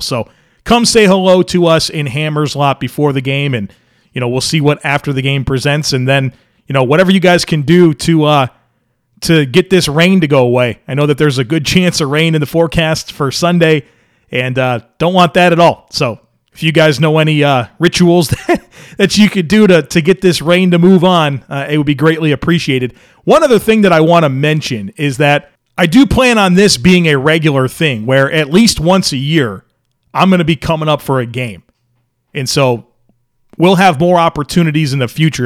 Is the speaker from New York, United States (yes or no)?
yes; Grand Island, New York, United States; moved away; also born or lived in Charlotte, North Carolina; I was born in Western New York, grew up on Grand Island, and my family and I moved to Charlotte, North Carolina in nineteen ninety-six